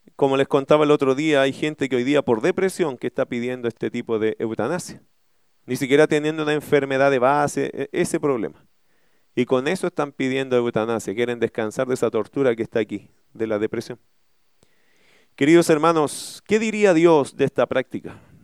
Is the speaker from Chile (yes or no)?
yes; Chile